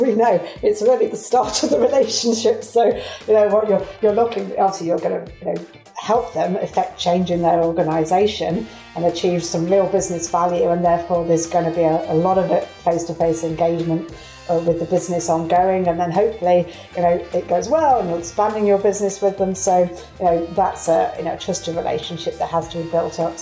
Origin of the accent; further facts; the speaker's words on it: Derbyshire, East Midlands, United Kingdom; moved away as an adult; also born or lived in Singapore; now in United States; from Derbyshire, for if you're trying to locate that accent there.